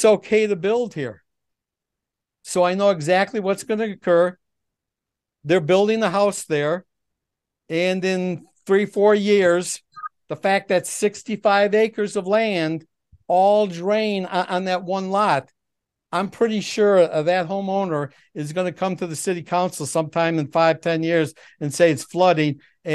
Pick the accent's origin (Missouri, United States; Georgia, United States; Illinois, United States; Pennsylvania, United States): Illinois, United States; Lake Forest; I was born in Lake Forest. I have a cemetery plot in Lake Forest. I'm planning on spending my whole life here.